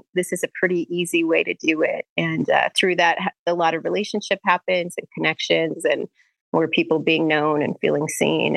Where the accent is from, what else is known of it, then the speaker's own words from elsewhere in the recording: Bismarck, North Dakota, United States; I'm originally from North Dakota, born and raised in Bismarck.